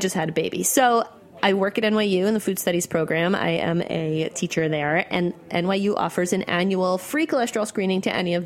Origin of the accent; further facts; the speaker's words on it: Northeast, United States; also born or lived in New York; I grew up in the Northeast